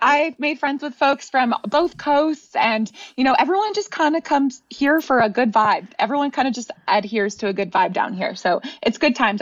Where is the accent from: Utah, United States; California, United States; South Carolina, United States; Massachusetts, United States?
California, United States; moved away as an adult; now in Austin, United States; I'm from California